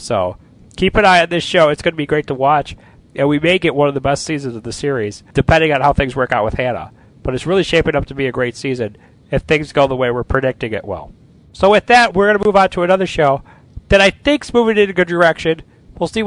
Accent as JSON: {"language": "English", "region": "Illinois", "country": "United States", "tie": "born or raised there", "said": "my home state or our home state of Illinois"}